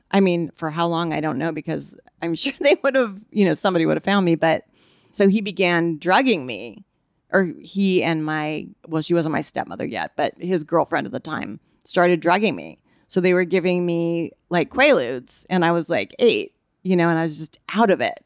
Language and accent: English; Bay Area, California, United States; born or raised there; also born or lived in Nebraska